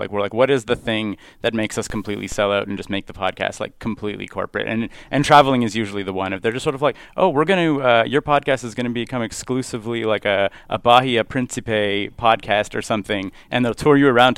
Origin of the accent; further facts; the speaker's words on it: Montreal, Quebec, Canada; I grew up in Montreal